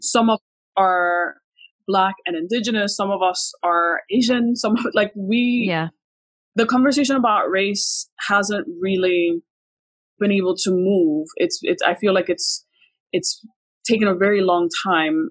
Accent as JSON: {"language": "English", "country": "Puerto Rico", "tie": "born or raised there", "also_born_or_lived": "Miami / Qatar", "moved": "yes", "said": "I was born in Puerto Rico."}